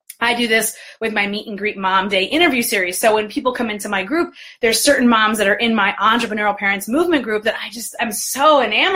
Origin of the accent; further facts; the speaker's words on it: New York, United States; now in Detroit, United States; I was born and raised in New York. I'm based in Detroit